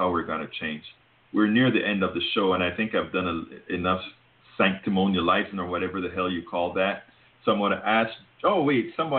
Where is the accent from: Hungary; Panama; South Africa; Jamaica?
Panama; now in United States; I'm from Panama